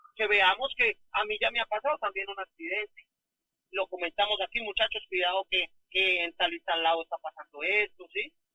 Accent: Colombia; Amo a Colombia. Me encanta ser transportador en mi país

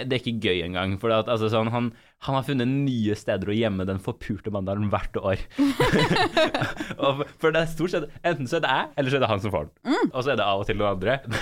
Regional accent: Trondheim, Trøndelag, Norway; jeg er fra Trondheim

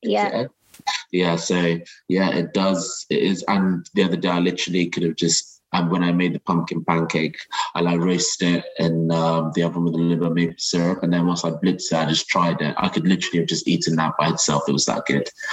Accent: Nigeria; moved away; I'm originally from Nigeria

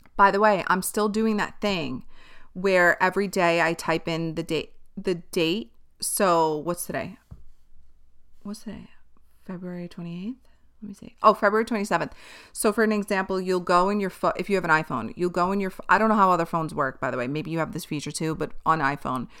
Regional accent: New York City, New York, United States; Born and raised in Staten Island

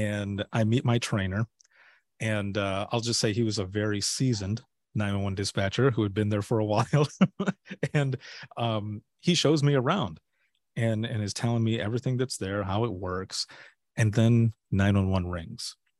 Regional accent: Southwest Michigan, United States; moved away as an adult; also born or lived in Florida; I'm originally from Southwest Michigan and, uh, you know, born and raised there.

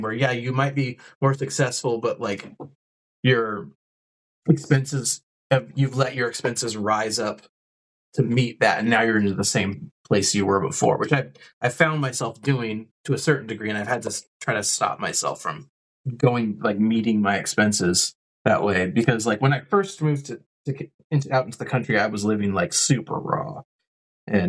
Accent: West Coast, United States; moved away as an adult; also born or lived in California / Portland, Oregon; now in Kansas, United States; I'm from the West Coast

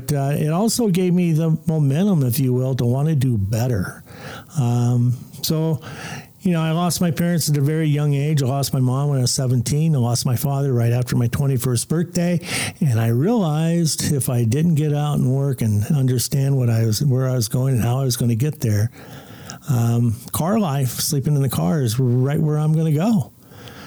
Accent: Compton, California, United States; I grew up in Compton, California

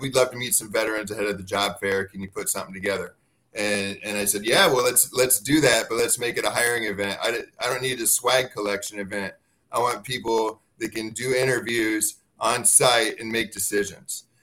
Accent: Dixon, Illinois, United States; moved away; I grew up in Illinois. I'm from Dixon, Illinois, about 100 miles west of Chicago

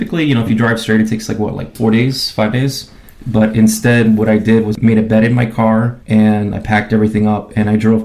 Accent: New York, United States; As a New Yorker

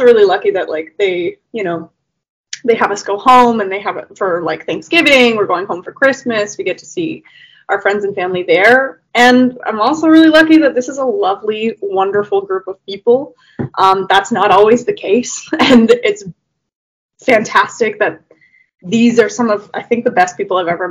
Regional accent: Canada; I'm from Canada

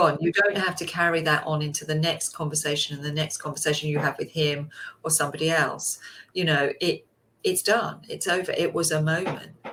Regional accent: England, United Kingdom; we're so good at queuing as English people

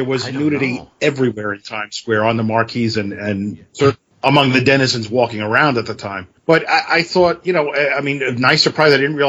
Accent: New York City, New York, United States; I grew up in Brooklyn, and I was in New York, went to high school in Manhattan.

